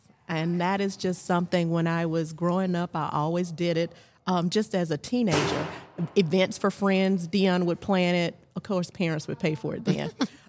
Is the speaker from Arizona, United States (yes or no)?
no; Dublin, Georgia, United States; moved away as an adult; also born or lived in Savannah, Georgia / Atlanta, Georgia; grew up in the Dublin area and then went off to school at Savannah State.